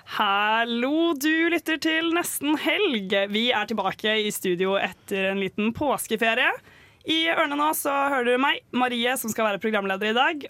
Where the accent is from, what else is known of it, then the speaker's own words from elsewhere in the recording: Oslo, Norway; now in Trondheim, Norway; Jeg er jo egentlig fra Oslo